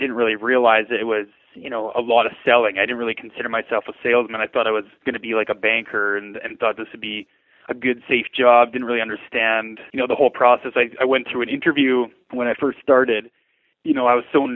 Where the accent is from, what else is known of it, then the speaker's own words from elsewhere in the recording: Lethbridge, Alberta, Canada; I was born and raised here in Lethbridge.